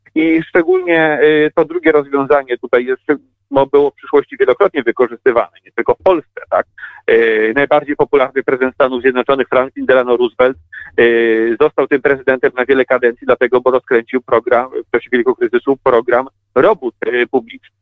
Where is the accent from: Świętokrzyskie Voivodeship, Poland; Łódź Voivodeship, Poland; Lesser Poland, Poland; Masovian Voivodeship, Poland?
Łódź Voivodeship, Poland; Łódź